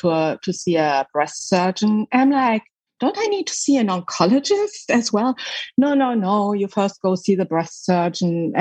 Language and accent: English; Germany; moved away as an adult; also born or lived in Michigan, United States; now in United States; I was born in Germany, West Germany at the time, right behind the wall.